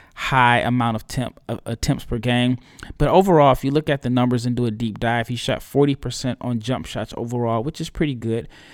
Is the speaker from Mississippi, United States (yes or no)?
no; Omaha, Nebraska, United States; moved away; Omaha, Nebraska. It is my hometown. I am at home. I am visiting my parents